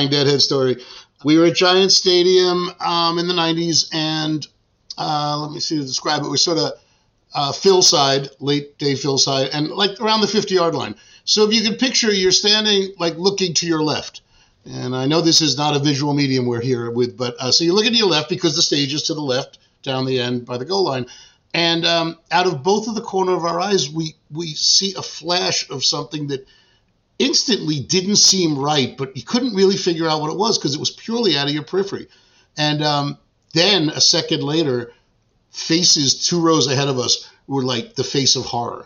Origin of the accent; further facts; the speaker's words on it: Long Island, New York, United States; moved away as an adult; also born or lived in Tribeca, New York City; now in Croton-on-Hudson, United States; I grew up on Long Island.